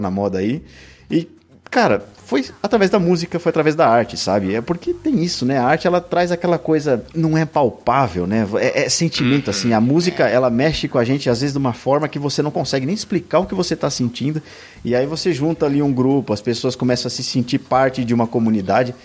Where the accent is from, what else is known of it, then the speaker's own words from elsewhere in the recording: São Paulo, Brazil; eu nasci em São Paulo. Cara, eu nasci com milhões de pessoas aqui